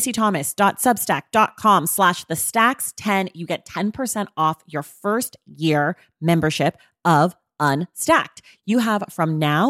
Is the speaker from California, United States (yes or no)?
yes; California, United States; I grew up in California